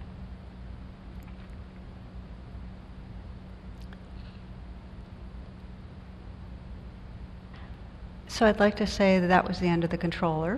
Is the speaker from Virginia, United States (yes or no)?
no; New Jersey, United States; moved away; I come from New Jersey